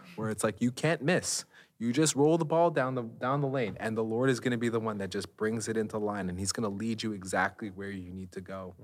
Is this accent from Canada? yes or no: yes; Canada; we're Canadian